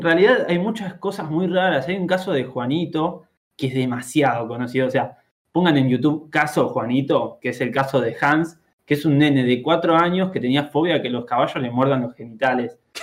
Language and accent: Spanish; Argentina; acá seguimos amando a Lacan